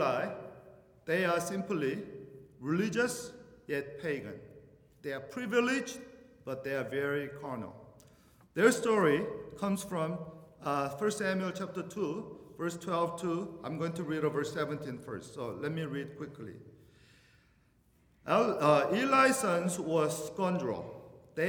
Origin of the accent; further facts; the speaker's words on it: Venezuela; moved away; I'm from Venezuela